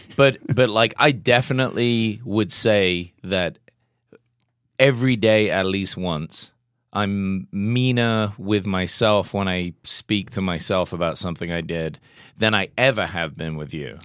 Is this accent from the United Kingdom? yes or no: yes; England, United Kingdom; I'm English